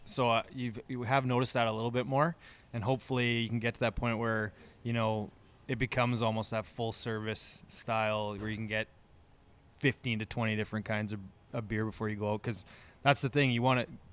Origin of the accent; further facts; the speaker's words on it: Moose Jaw, Saskatchewan, Canada; the three of us, we essentially, we're from Moose Jaw